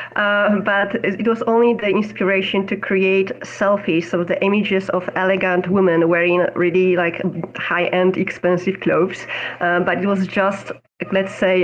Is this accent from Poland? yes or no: yes; Poland; now in Amsterdam, Netherlands; I am based in Amsterdam in the Netherlands, although I'm originally from Poland